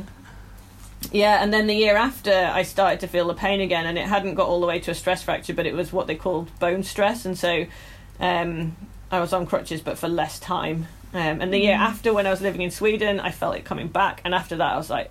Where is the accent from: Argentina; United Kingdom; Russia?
United Kingdom; the Northeast, North East England; moved away; I'm obviously from the Northeast originally